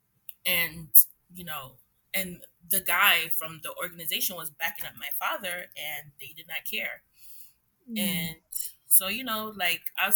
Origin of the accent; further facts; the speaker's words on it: Jamaica; also born or lived in Trinidad; I was born in Trinidad and I grew up in Jamaica